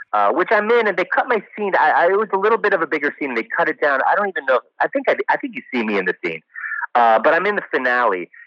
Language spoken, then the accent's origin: English; New Jersey, United States; moved away as an adult; also born or lived in West Virginia / New York; I'm from New Jersey